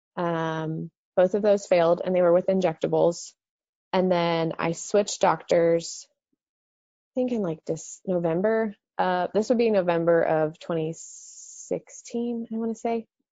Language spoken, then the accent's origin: English; Dallas, Texas, United States; I grew up in the Dallas Fort Worth area um, my whole life